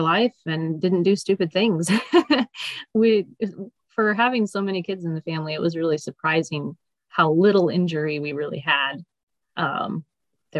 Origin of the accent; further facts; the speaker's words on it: Willamette Valley, Oregon, United States; I grew up in the Willamette Valley of Oregon, so four and a half hours north of here